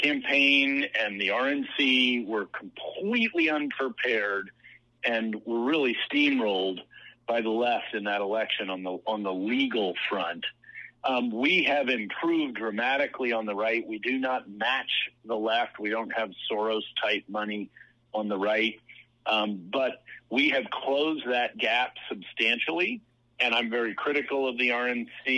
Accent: Virginia, United States; in Virginia, my home state

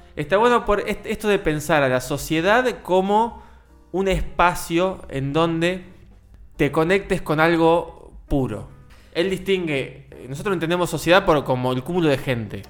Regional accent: Argentina; todos nosotros como argentinos

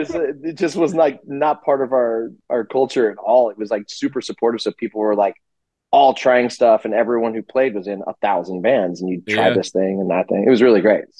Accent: Richmond, Virginia, United States; like in Virginia, it was kind of like you went to shows and like in growing up in Richmond, we

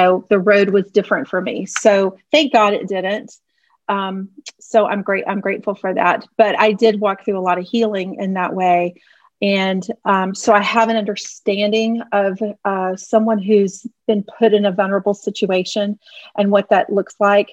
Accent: Houston, Texas, United States; moved away as an adult; now in the Carolinas, United States; I was born in Houston. I lived there until I was 29 years old or 28 years old

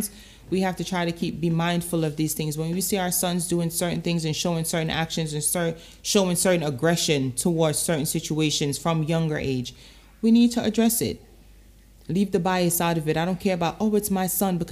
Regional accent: Portmore, Saint Catherine, Jamaica; I remember growing up in Jamaica. I was six, seven, eight, leaving from Portmore on a bus by myself, traveling to town to go to Excelsior Primary by myself

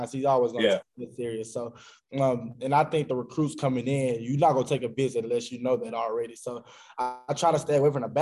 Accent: Arkansas, United States; born or raised there

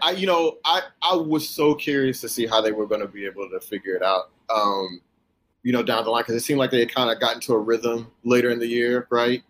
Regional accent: Houston, Texas, United States; growing up in Houston or whatever, same you know same deal for me

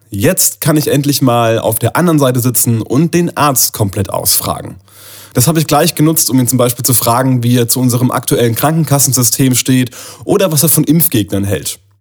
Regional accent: Neustadt an der Weinstraße, Rhineland-Palatinate, Germany; das ist ein Ort neben Neustadt, wo ich herkomme.

